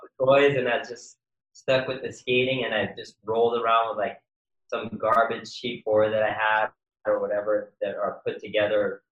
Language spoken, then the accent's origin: English; New York City, New York, United States; now in Los Angeles, United States; I was born and raised in Queens, New York